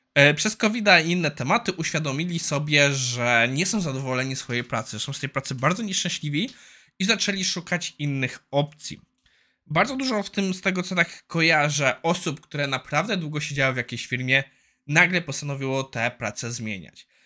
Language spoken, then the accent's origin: Polish; Poland; also born or lived in Ireland; Ja wyjechałem z Irland do Irlandii na dwa lata i jak wróciłem do Polski